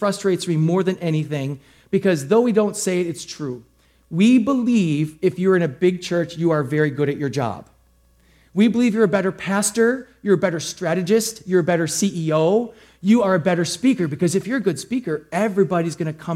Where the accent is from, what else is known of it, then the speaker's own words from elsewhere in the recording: Milwaukee, Wisconsin, United States; also born or lived in Racine, Wisconsin; now in Slinger, United States; I grew up in Milwaukee